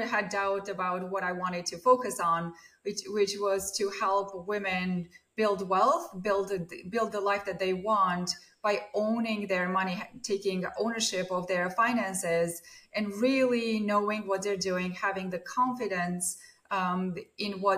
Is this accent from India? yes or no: no; Armenia; moved away as an adult; now in Beverly, United States; I grew up in Armenia during the Soviet times